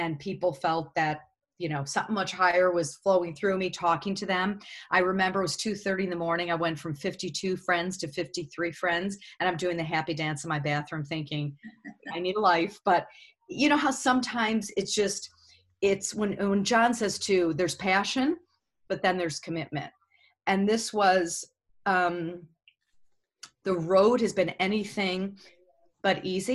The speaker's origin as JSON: {"language": "English", "town": "Chicago", "region": "Illinois", "country": "United States", "said": "I'm from Chicago. I worked at WGN Radio"}